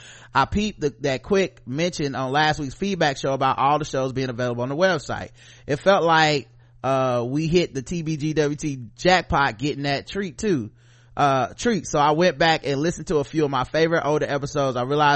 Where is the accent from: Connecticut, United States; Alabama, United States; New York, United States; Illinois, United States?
New York, United States; New York City; moved away as an adult; now in Japan; I'm originally from Queens, New York City. My family roots are in Virginia and SC.